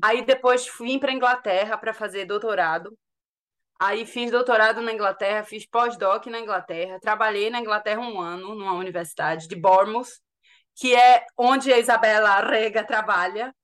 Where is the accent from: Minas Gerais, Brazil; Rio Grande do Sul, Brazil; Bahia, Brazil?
Bahia, Brazil; Salvador; moved away as an adult; also born or lived in United States / United Kingdom; now in London, United Kingdom; Eu sou de Salvador. Sim. Eu me formei em Salvador, na Católica